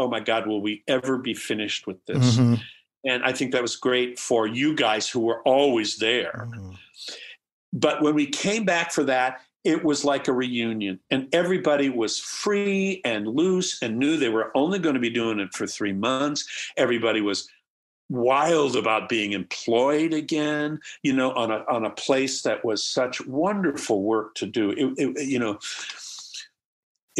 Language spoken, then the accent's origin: English; Midwest, United States; now in Seattle, United States; I grew up in the Midwest.